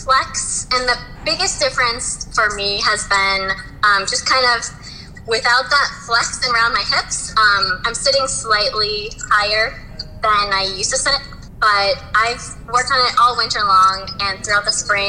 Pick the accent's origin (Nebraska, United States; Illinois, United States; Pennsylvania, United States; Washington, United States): Washington, United States; Spokane; I grew up near Spokane, Washington